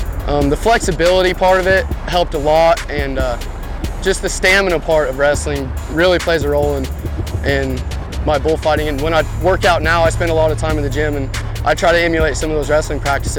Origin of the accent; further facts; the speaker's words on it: Ainsworth, Nebraska, United States; from Ainsworth, Nebraska. I'm 22 years old